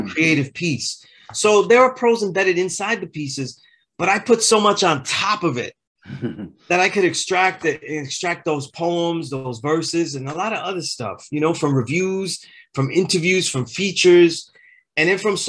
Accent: New York City, New York, United States; I'm from Sunset Park.

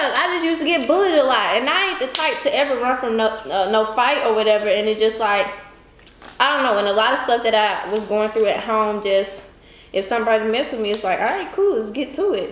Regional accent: Alabama, United States; moved away; I'm from Alabama.

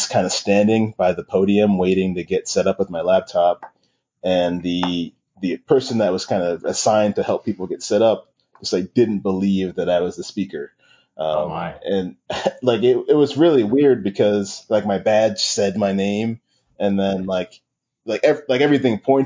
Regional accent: New York City, New York, United States; I grew up in Queens, New York, and in the 90s

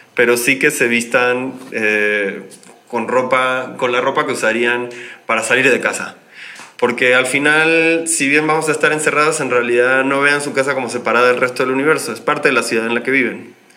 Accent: Argentina; moved away as an adult; now in Mexico City, Mexico; yo soy argentino, pero llevo ya varios años radicado en esta ciudad

